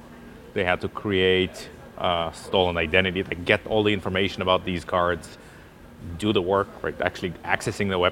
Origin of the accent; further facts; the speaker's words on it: near Jerusalem, Jerusalem District, Israel; also born or lived in Russia; So I was growing up actually close to Jerusalem in Israel. Mm-hmm. I was born in Russia.